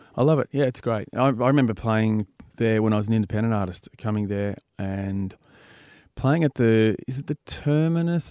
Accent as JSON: {"language": "English", "town": "Byron Bay", "region": "New South Wales", "country": "Australia", "said": "I'm from Byron Bay"}